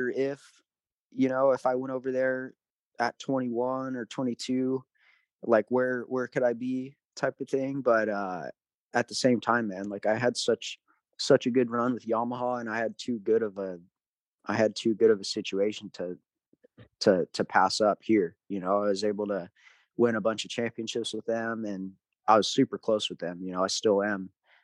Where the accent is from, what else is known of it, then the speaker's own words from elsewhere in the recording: United States; It's tough being an American over there. You know, you got to live away from home.